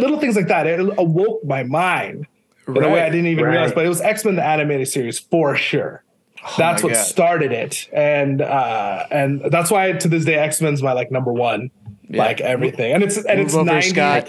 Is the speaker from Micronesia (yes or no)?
yes; Micronesia; You know, I grew up in Micronesia. We didn't even have cable TV, but my dad had like the Star Wars VHSs.